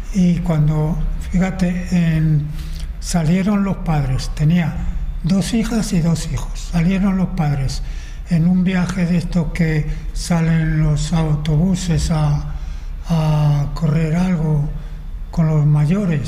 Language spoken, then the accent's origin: Spanish; Madrid, Community of Madrid, Spain; nací en Marqués de Viana